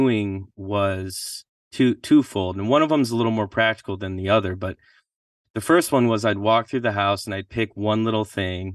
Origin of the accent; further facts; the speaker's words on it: Michigan, United States; I'm from Michigan